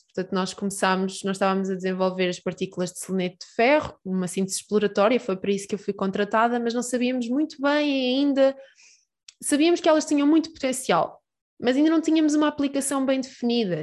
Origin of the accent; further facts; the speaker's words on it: Peniche, Centro, Portugal; moved away as an adult; now in Aveiro, Portugal; eu sou de Peniche